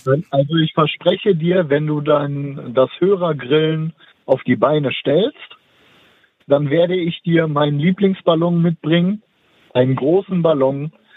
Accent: Dortmund, North Rhine-Westphalia, Germany; moved away; Das ist also meine Heimatstadt, auch wenn ich nicht mehr da wohne

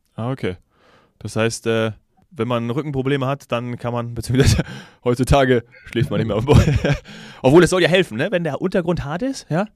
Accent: Munich, Bavaria, Germany; als Münchner hat mich das natürlich ein bisschen getroffen

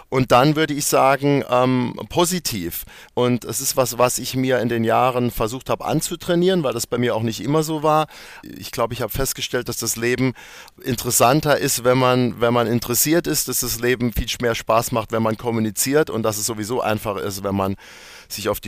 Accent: Bexbach, Saarland, Germany; also born or lived in Neunkirchen; Weil ich bin in Neunkirchen geboren, das stimmt. Äh, bin aber dann aufgewachsen in Bexbach. Das ist ein kleiner Ort, zehn Kilometer davon weg. Und ich bin dort wirklich auf dem Land aufgewachsen, in einem richtigen Kaff.

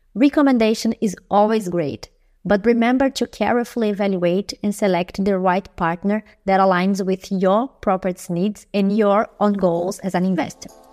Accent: Brazil; now in Berlin, Germany; I'm an expat from Brazil, live in Berlin

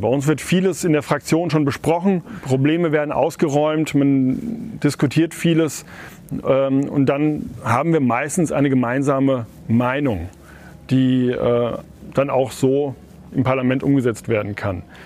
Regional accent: Otzberg, Hesse, Germany; also born or lived in Westphalia; Heimat ist für mich da, wo ich geboren bin, da, wo ich jetzt auch wohne

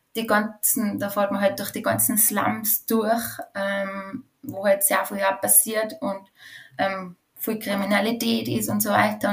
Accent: Going, Tyrol, Austria; also born or lived in Tshumbe, DR Congo / Spain / France; ich bin in einem Bauernhof in Tirol aufgewachsen

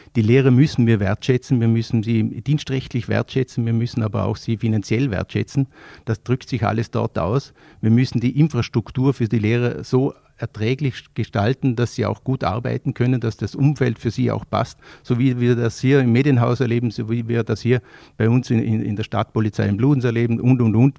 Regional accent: Vorarlberg, Austria; als Vorarlberger

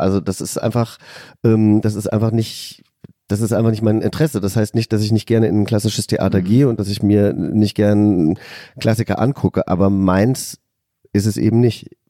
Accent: Hesse, Germany; also born or lived in California; ich komme ja aus Hessen, aus einem, aus einem kleinen Dorf

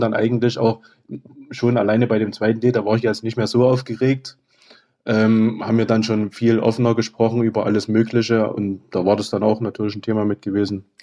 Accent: Oederan, Saxony, Germany; ich komme aus Öderan.

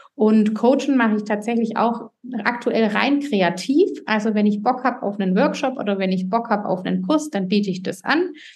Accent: Swabia, Germany; accent: Swabian; ich komme aus dem Schwabenland, wie man hört

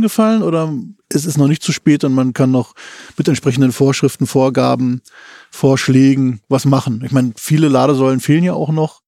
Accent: Berlin, Germany; moved away; auch meine alte Heimatstadt

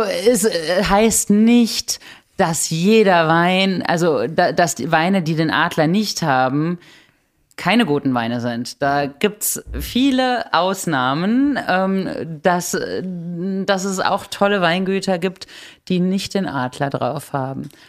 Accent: Germany

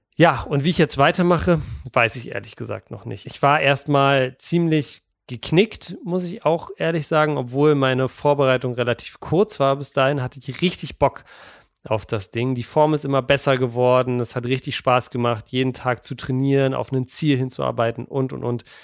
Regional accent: Berlin, Germany; als Berliner

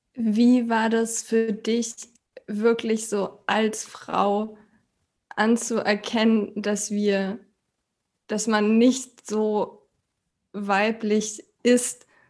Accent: Berlin, Germany; ich komme aus Berlin und bin noch 31

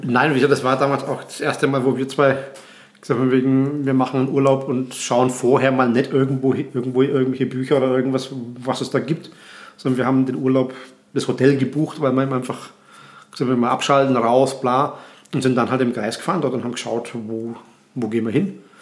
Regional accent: Graz, Styria, Austria; bei uns in Graz

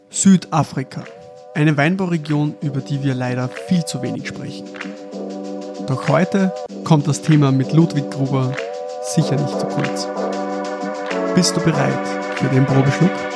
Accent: Lower Austria, Austria; Wir kommen zwar beide aus Niederösterreich

